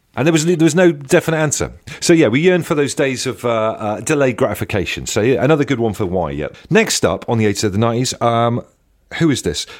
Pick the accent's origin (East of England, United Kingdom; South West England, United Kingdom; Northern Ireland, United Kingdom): South West England, United Kingdom; Devon; I grew up in Devon by the beach